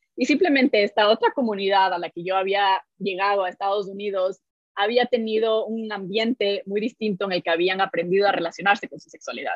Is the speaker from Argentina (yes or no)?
no; Ecuador; nací y crecí en Ecuador